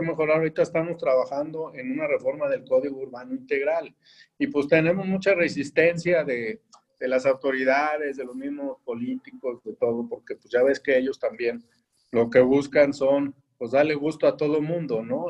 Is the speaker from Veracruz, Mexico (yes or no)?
no; Querétaro, Mexico; somos una ciudad de 2 millones, no somos Monterrey, Puebla, Ciudad de México